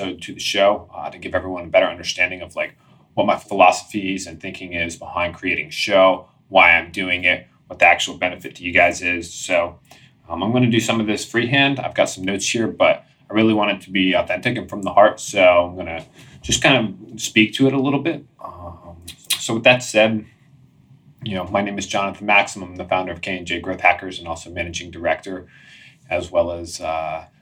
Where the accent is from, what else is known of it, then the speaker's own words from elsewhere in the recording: Washington, District of Columbia, United States; moved away as an adult; also born or lived in San Diego, California; I grew up in Washington, D.C.